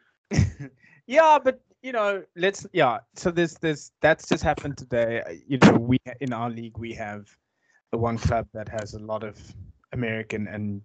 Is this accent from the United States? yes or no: no; South Africa; as a South African